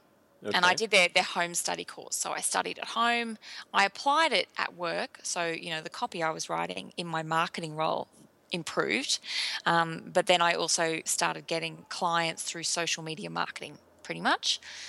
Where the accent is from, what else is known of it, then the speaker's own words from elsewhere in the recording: Brisbane, Queensland, Australia; also born or lived in England / Melbourne; But yeah, I was in a suburb called Sunnybank and I grew up in Brisbane. I moved to England for a few years in the year 2001. And then when I came back to Australia, I lived in Melbourne for a few years.